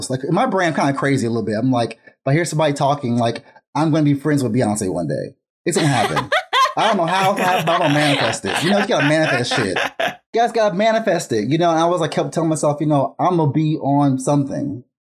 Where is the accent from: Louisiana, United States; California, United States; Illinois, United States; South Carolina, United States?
California, United States; Vallejo; I'm from Vallejo, California